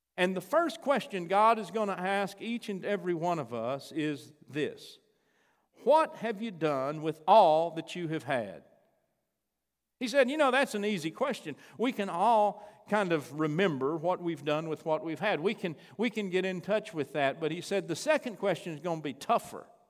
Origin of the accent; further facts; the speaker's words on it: Chandler, United States; moved away; I got to go to Chandler. That's my hometown